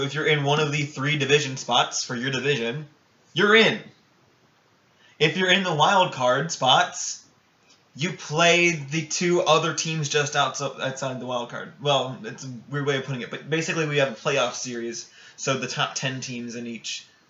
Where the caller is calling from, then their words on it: Jacksonville, Florida, United States; I am joined live from Jacksonville, Florida.